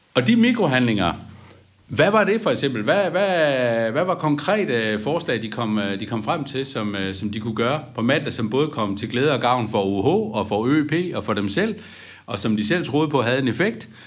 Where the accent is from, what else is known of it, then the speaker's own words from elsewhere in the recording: Aarhus, Central Denmark Region, Denmark; Nu er jeg jo selv fra Aarhus